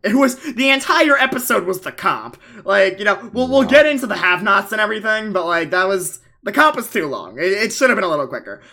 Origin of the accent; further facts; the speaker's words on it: Long Island, New York, United States; I am from Long Island.